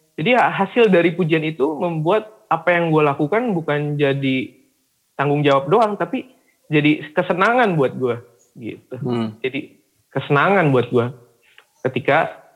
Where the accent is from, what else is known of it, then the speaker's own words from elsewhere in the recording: Java, Indonesia; kita nih sebagai anak nih yang memang sudah terlahir sebagai Batak tapi lahirnya di Jawa